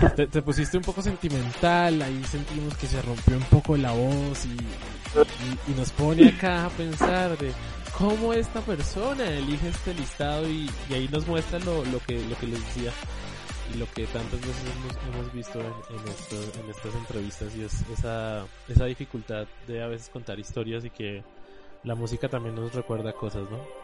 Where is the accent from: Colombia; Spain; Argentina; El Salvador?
Colombia; nosotros como colombianos